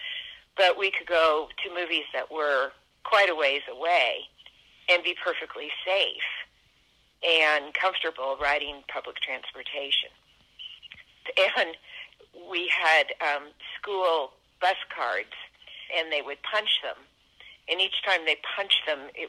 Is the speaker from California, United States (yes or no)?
yes; San Francisco, California, United States; I grew up in San Francisco in the 1950s and early 1960s